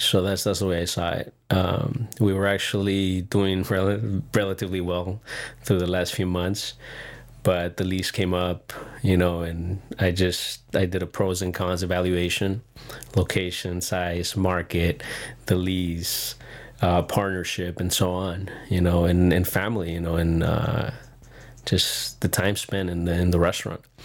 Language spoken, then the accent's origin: English; Encinitas, California, United States; Grew up in Encinitas.